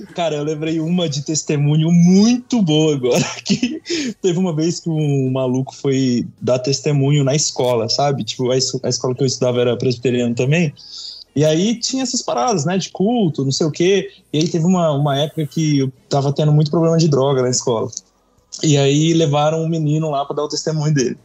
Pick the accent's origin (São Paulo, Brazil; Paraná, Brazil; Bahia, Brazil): São Paulo, Brazil; eu sou paulista, mas meu pai é ah, de Juiz de Fora